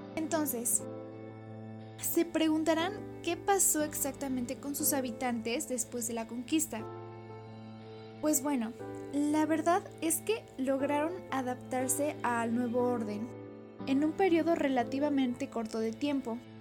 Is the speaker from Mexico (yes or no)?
yes; Mexico; a todos nosotros como mexicanos que somos